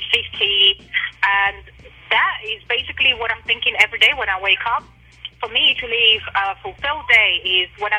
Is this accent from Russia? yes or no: yes; Russia; now in England; I grew up in Russia